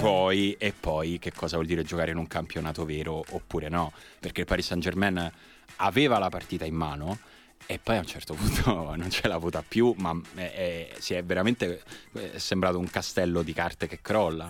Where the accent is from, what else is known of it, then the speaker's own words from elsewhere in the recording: Rome, Lazio, Italy; da romano e romanista